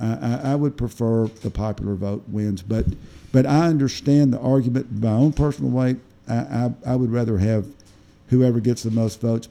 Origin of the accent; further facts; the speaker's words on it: Batesville, United States; moved away; I went home to Batesville, my hometown, which is America's best hometown